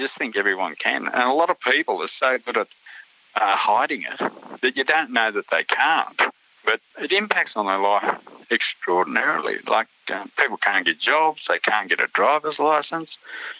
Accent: New South Wales, Australia; back in the 60s, I was born in 1956, so growing up in the 60s was pretty tough times out there, you know, racially, economically.

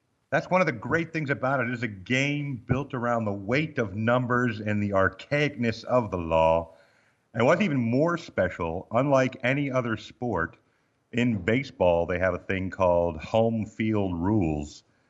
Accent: Baltimore, Maryland, United States; born there; also born or lived in Missouri; And then I was born in Baltimore, Maryland, as the fancy people say it, but Balmer.

